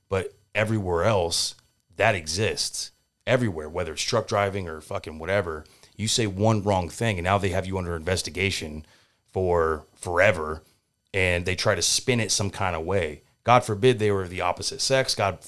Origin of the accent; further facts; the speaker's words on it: San Diego, California, United States; So I grew up in San Diego, California.